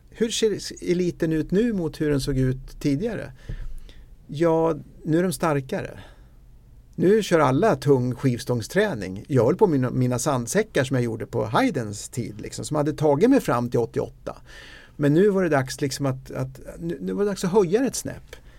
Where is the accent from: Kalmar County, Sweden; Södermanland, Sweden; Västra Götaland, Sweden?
Södermanland, Sweden; Eskilstuna; jag kommer från Eskilstuna